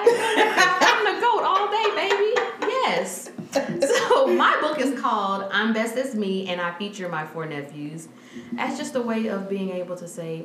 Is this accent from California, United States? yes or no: no; Baton Rouge, Louisiana, United States; accent: twang; Yes, all the way from the South. So if you hear a little twang, I am from Baton Rouge, Louisiana.